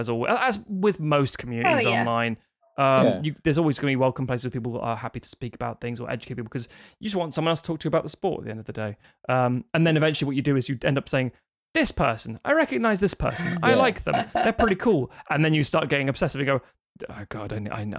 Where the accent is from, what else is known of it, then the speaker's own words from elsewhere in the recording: London, United Kingdom; I obviously grew up in Britain and that means, okay, so I grew up in Highbury